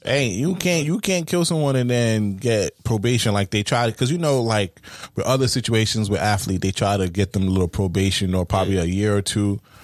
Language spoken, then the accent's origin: English; New York, United States; I'm from New York